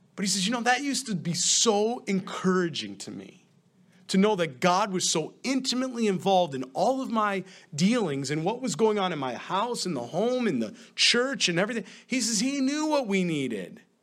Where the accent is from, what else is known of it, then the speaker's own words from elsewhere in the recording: upstate New York, United States; moved away; When, when my wife and I go back upstate, a lot of times, New York, sometimes they'll have different events or weddings or baptism, and I'll go back into the Catholic Church, right? And certainly there's fond memories there. I mean, I grew up in that church